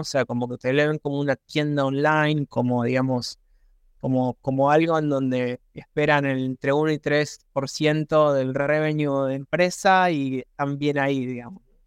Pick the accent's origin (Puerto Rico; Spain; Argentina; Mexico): Argentina; also born or lived in Buenos Aires; soy argentino, vivo en Buenos Aires